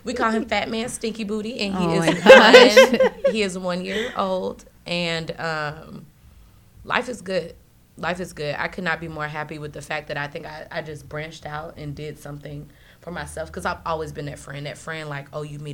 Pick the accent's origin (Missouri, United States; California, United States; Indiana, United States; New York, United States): Missouri, United States; St. Louis; now in Florida, United States; I'm from St. Louis. I grew up in a very strict household